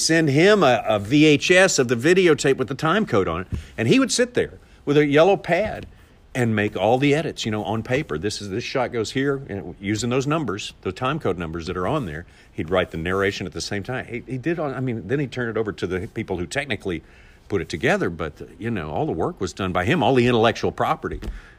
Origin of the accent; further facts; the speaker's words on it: Magnolia, Arkansas, United States; Arkansas, yeah, Magnolia, Arkansas.